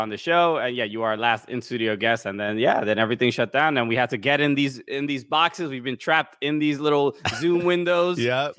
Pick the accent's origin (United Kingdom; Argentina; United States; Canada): United States; New York City, New York; I'm from Brooklyn, New York